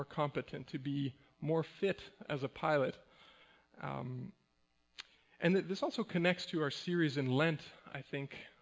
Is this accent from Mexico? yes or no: yes; Mexico; moved away; also born or lived in Winnipeg, Manitoba, Canada; I grew up in Mexico.